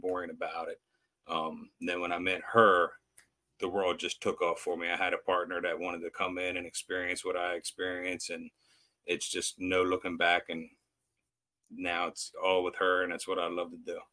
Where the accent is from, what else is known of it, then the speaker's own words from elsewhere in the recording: United States; I grew up on the Eastern Shore here, so I've fished and crabbed my whole life.